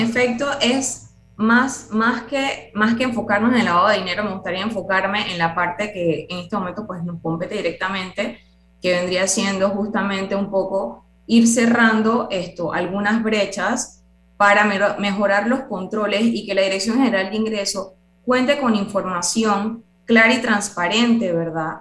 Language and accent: Spanish; Panama; todos somos ciudadanos panameños